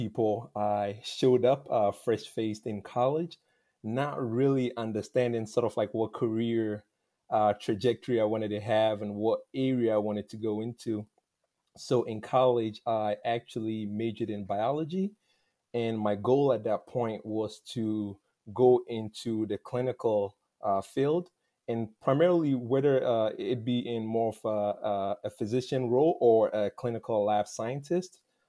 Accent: Tarkwa, Western Region, Ghana; moved away as an adult; now in Indianapolis, United States; I currently reside in Indianapolis, Indiana, but I'm originally from Tarkwa in Ghana. I've been in the U.S. for the past 11 years.

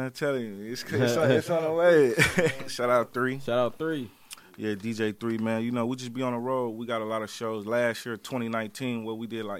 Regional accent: United States; also born or lived in Mississippi; Shit, we from here. Technically, I'm from Mississippi, but you know, a nigga grew up here

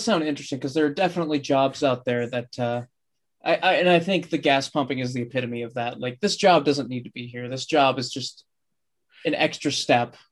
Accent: United States; as an American

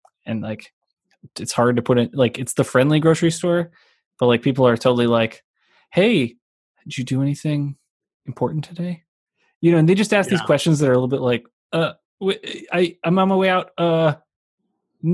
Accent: Dayton, Ohio, United States; moved away; my hometown, Dayton, Ohio

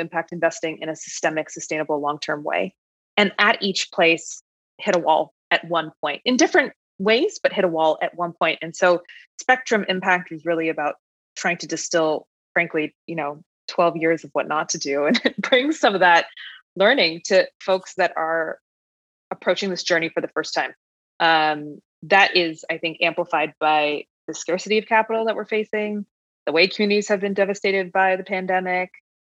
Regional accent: Canada; moved away as an adult; also born or lived in New York / Michigan / Tanzania / Uganda; now in New Orleans, United States; As a Canadian

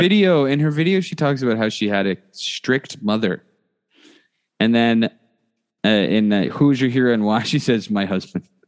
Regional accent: Canada; we are Canadian.

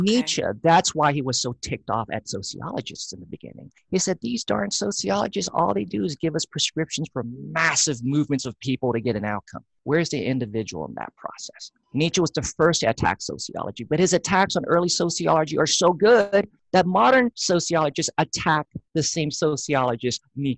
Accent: Thailand; also born or lived in Laos; That's why we were in Laos. And then Laos fell to the communists. And then we moved to Thailand. And I was raised there in Thai culture.

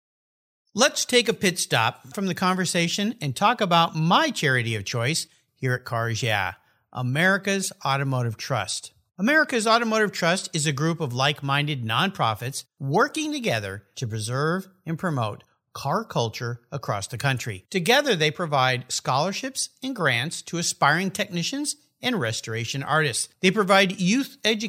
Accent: San Diego, California, United States; I grew up down in the San Diego area.

